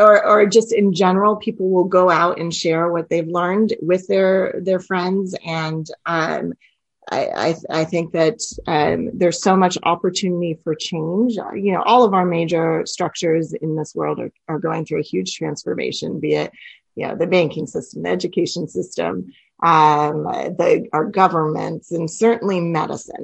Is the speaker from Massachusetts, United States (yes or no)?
no; California, United States; I grew up in California